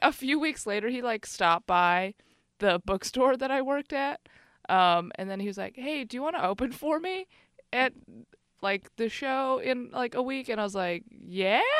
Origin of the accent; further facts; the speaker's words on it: Chicago, Illinois, United States; now in Bay Area, United States; I grew up in Chicago